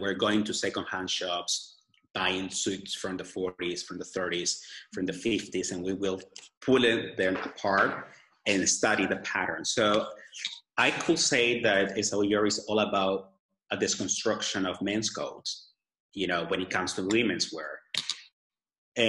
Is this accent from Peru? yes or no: yes; Lima, Peru; English is a second language; moved away; I was born in Peru, I do have something on my clothes that reflects Lima, that's where I was born